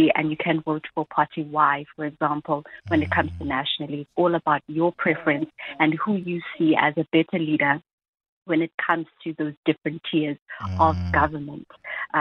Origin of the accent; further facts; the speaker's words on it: Durban, KwaZulu-Natal, South Africa; I am from Durban, you know, so a particular voting station in Durban that's closest to me